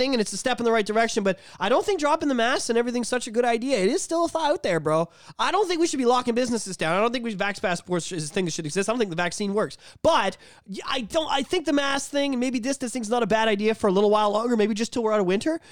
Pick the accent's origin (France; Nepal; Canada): Canada; being Canadian